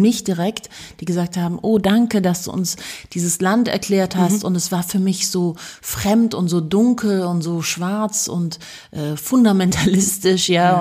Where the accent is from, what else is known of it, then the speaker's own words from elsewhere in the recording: Munich, Bavaria, Germany; ich bin ja in München geboren und aufgewachsen